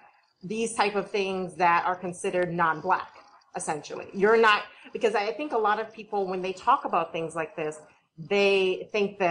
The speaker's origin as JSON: {"language": "English", "town": "Boston", "region": "Massachusetts", "country": "United States", "tie": "born or raised there", "also_born_or_lived": "South Carolina", "said": "I was raised in Boston."}